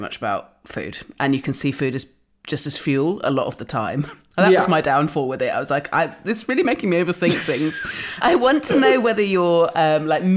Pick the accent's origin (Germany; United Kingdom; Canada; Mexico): United Kingdom; Dorset, South West England; now in London, United Kingdom; where I grew up in Dorset